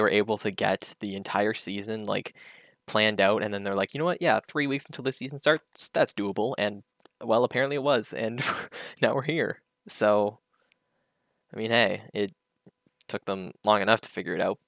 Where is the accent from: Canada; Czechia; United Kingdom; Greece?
Canada; I'm Canadian